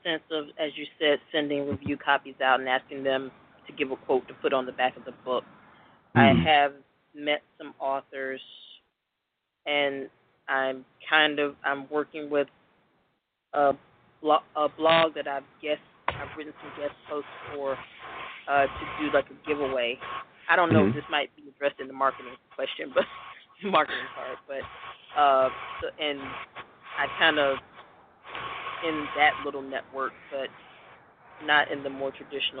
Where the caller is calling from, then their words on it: Atlanta, Georgia, United States; I am calling from Atlanta, Georgia.